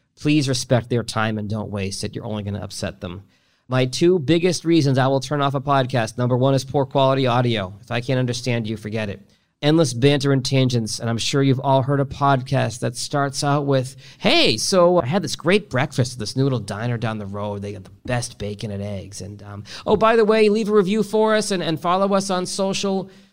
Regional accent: Boston, Massachusetts, United States; now in Detroit, United States; I grew up in Boston

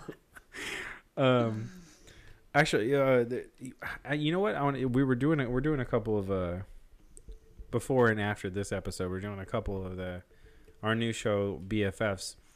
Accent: Memphis, Tennessee, United States; we're basically from Memphis

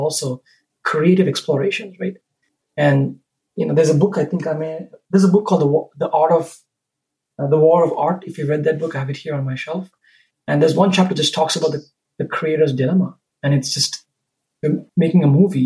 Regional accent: Sri Lanka; moved away; when I grew up in Sri Lanka, the culture that I grew up

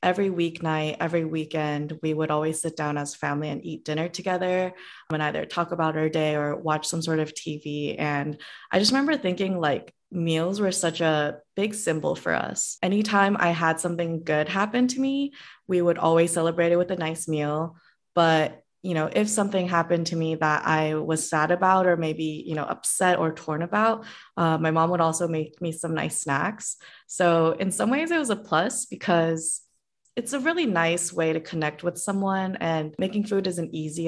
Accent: Cupertino, California, United States; moved away as an adult; also born or lived in Korea / San Diego; the specific city I grew up is in Cupertino

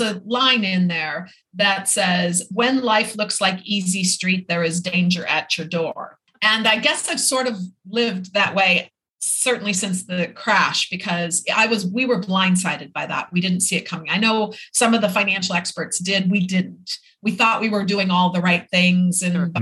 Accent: Minneapolis, Minnesota, United States; moved away as an adult; also born or lived in Irvine, California / Florida; now in Isla Mujeres, Mexico; my hometown in Minneapolis

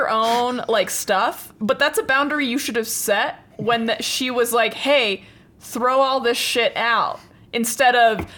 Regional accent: Colorado, United States; grew up in Colorado, and then my parents moved to Florida right. when I was in college

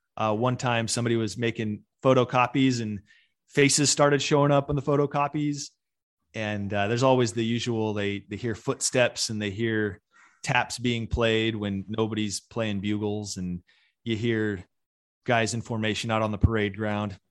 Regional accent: Kearns, Utah, United States; also born or lived in Midvale, Utah; I lived in Midvale till I was ten, then moved out to Kearns

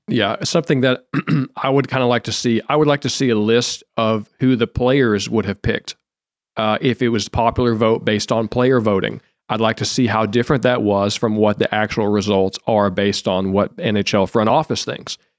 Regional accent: Detroit or Grand Rapids, Michigan, United States; I'm from Detroit or Grand Rapids

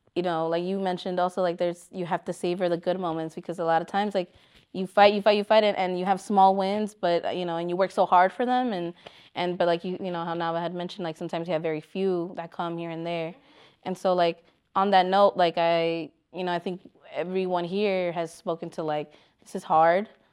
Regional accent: Chicago, Illinois, United States; as a Chicagoan

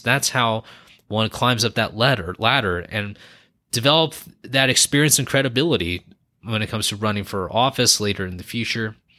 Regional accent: California, United States; moved away as an adult; now in Northern Nevada, United States; I was born and raised in California

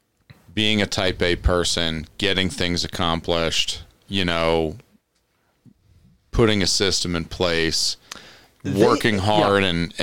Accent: New York City, New York, United States; moved away; I grew up driving in New York City.

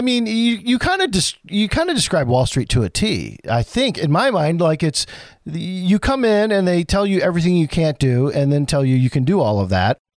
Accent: Flint, Michigan, United States; also born or lived in Burton; a native of Flint myself

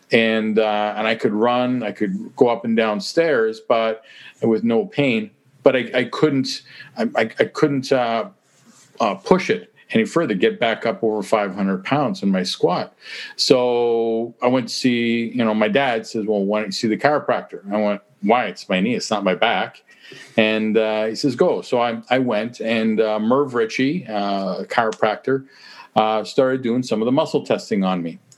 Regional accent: Kelowna, British Columbia, Canada; moved away as an adult; now in Toronto, Canada; I'm from Kelowna

